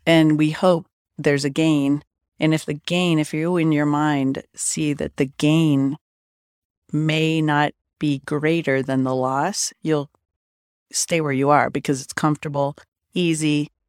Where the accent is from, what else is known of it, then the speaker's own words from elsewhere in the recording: Denver, Colorado, United States; I grew up kind of in South Denver.